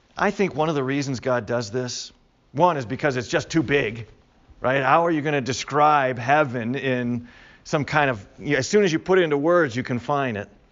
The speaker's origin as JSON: {"language": "English", "town": "Chicago", "region": "Illinois", "country": "United States", "tie": "born or raised there", "said": "I grew up in Chicago"}